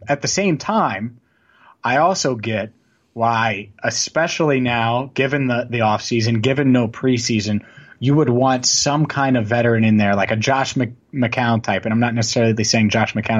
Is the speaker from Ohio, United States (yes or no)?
yes; Cincinnati, Ohio, United States; also born or lived in Cleveland; i am actually from Cincinnati